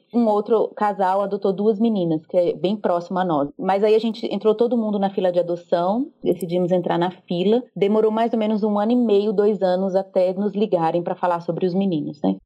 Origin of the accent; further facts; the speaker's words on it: Recife, Pernambuco, Brazil; moved away as an adult; also born or lived in interior of São Paulo; now in São Paulo state, Brazil; Eu sou de Recife, na verdade, mas moro aqui há mais de 10 anos